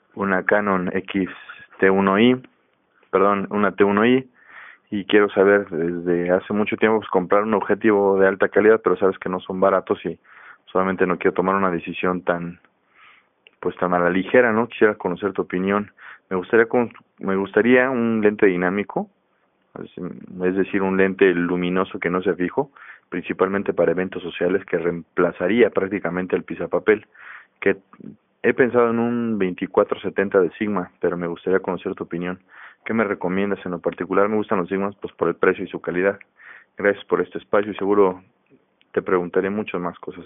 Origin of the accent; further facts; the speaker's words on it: Mexico City, Mexico; soy de la Ciudad de México